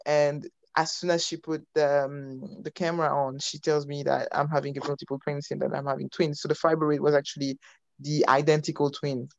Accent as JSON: {"language": "English", "country": "France", "tie": "born or raised there", "also_born_or_lived": "Belgium / United States", "moved": "as an adult", "lives_now": "United Kingdom", "said": "I am Congolese. Uh, I was born in Belgium. I grew up in France. I, I studied in the US and I followed my husband in the UK."}